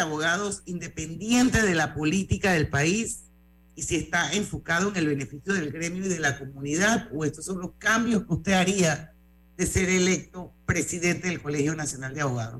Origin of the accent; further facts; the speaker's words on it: Panama; todos somos panameños, todos los que vivimos aquí